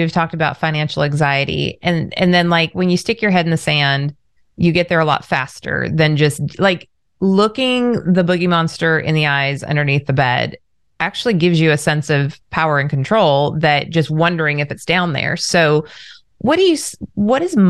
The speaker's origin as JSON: {"language": "English", "area": "Orange County", "region": "Southern California", "country": "United States", "tie": "born or raised there", "said": "I grew up in Southern California, Orange County"}